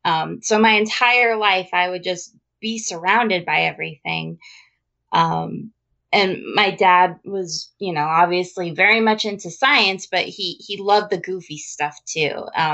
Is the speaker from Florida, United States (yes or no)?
no; New Mexico, United States; also born or lived in Las Vegas; Well, I grew up in New Mexico. We ended up moving to Las Vegas. My family almost moved to Roswell.